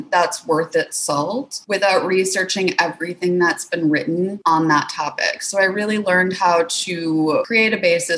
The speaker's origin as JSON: {"language": "English", "region": "Wisconsin", "country": "United States", "moved": "yes", "said": "I'm originally from Wisconsin"}